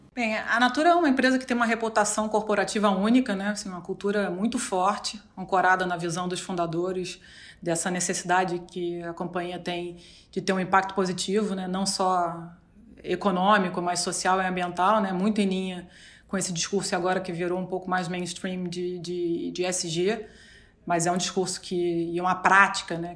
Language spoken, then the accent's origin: Portuguese; Rio de Janeiro, Brazil; Sou carioca.